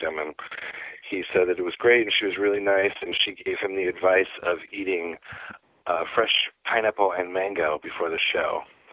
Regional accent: Ann Arbor, Michigan, United States; moved away; I moved there later on. I grew up in Michigan.

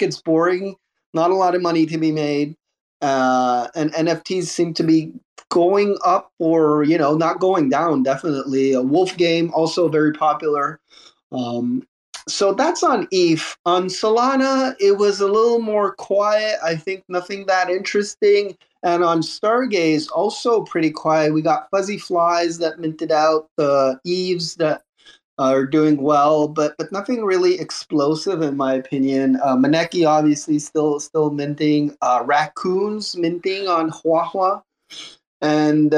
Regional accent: Canada; I'm Canadian

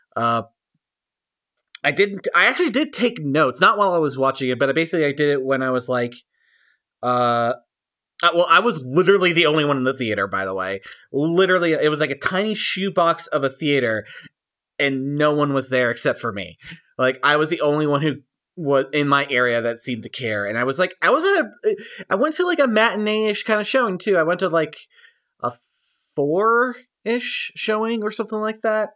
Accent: United States; I'm an American. I'm a white guy in America

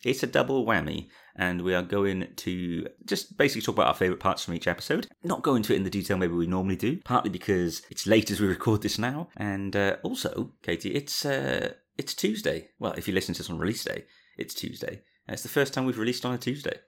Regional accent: Cardiff, Wales, United Kingdom; we're all from around the Cardiff area

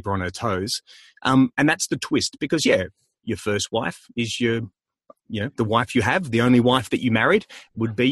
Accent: Melbourne, Victoria, Australia; I'm from Melbourne

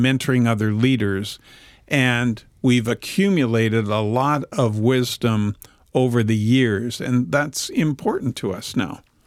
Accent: Vancouver, British Columbia, Canada; We are actually recording this podcast in Vancouver at Whitewater Productions. We have Roy Salmond as our producer. So we're in my hometown.

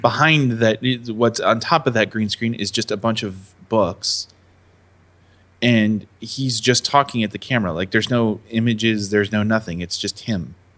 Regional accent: United States; I am resident American

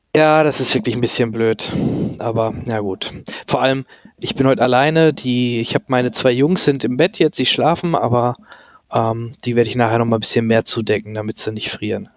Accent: near Dortmund, North Rhine-Westphalia, Germany; ich komme ja der, aus der Nähe aus Dortmund

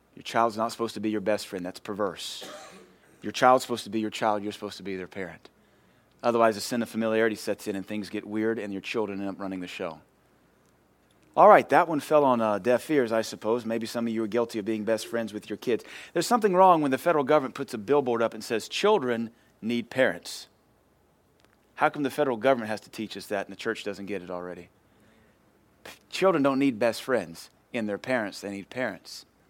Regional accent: United States; we as modern American Christians

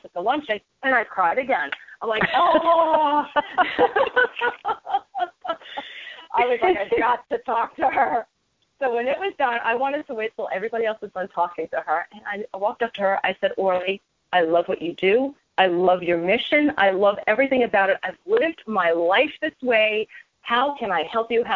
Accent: New York City, New York, United States; now in Eatontown, United States; growing up in Brooklyn, going to Brooklyn College

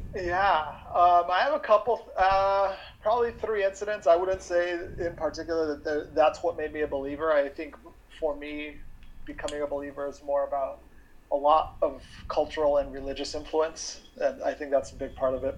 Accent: New Mexico, United States; growing up in New Mexico in the Southwest.

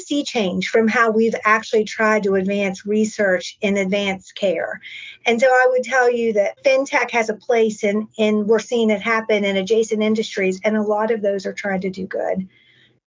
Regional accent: West Virginia, United States; moved away; my hometown in West Virginia

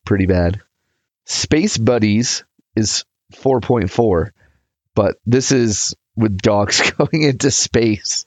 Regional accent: United States

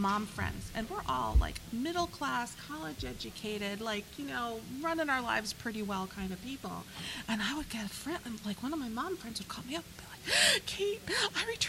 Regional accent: Connecticut, United States; My hometown library here in Connecticut, where my family moved there when I was 11, and I still live there

